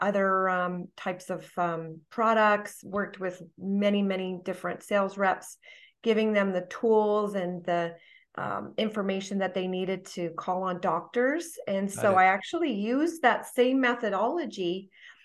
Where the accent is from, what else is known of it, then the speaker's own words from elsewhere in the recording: Toronto, Ontario, Canada; moved away as an adult; now in Franklin, United States; I'm from the Toronto area, Toronto, Ontario.